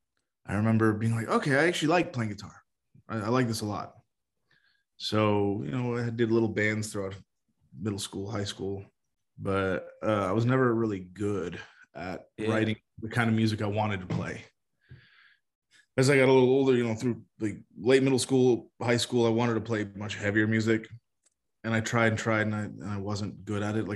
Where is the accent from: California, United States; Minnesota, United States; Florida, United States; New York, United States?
Florida, United States; Miami; moved away; also born or lived in San Francisco; I grew up in Miami.